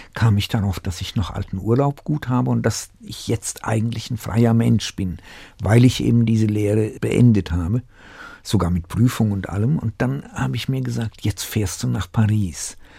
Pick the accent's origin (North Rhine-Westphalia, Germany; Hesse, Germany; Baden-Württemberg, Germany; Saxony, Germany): Hesse, Germany; Staufenberg; also born or lived in Tachov, Bohemia / Uzès, France; in meiner Kindheit im Dorf, der war auf Hessisch